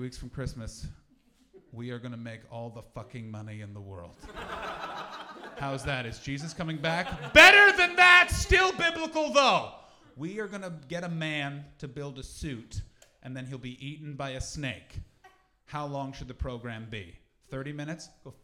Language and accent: English; Canada; now in England; I'm from Canada